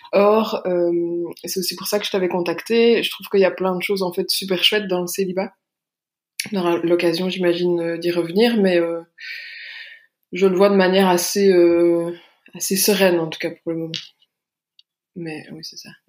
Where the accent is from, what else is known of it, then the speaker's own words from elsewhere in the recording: Belgium; j'ai 33 ans, j'habite en Belgique, je suis belge.